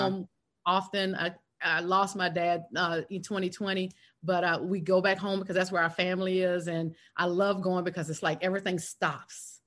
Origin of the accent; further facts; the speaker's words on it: South Carolina, United States; moved away as an adult; now in Atlanta, United States; I was raised in South Carolina, went to college in South Carolina